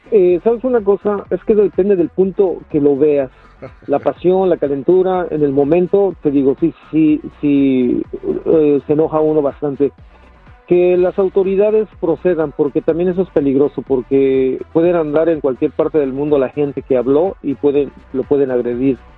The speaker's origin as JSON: {"language": "Spanish", "country": "Mexico", "said": "defendernos como mexicanos que somos."}